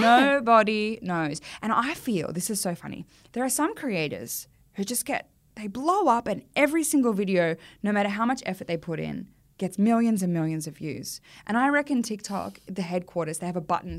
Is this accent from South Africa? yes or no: no; Australia; as an Australian actor